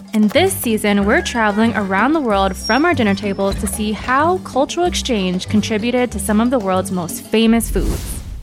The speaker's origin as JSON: {"language": "English", "region": "Hawaii", "country": "United States", "tie": "born or raised there", "moved": "yes", "said": "I've always grown up with Japanese curry. I'm originally from Hawaii"}